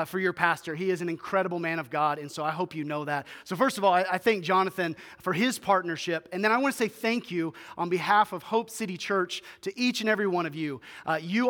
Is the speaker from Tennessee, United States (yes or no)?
yes; Memphis, Tennessee, United States; moved away as an adult; now in Bismarck, United States; we were originally born and raised in Memphis, Tennessee